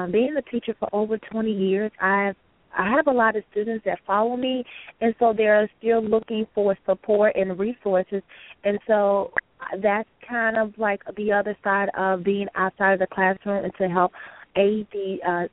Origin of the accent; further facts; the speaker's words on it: Chicago, Illinois, United States; also born or lived in Texas / Florida; I am from Chicago, west side of Chicago